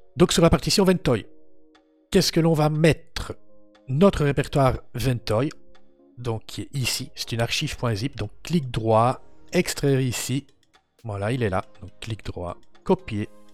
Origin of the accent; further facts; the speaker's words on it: Belgium; Je suis belge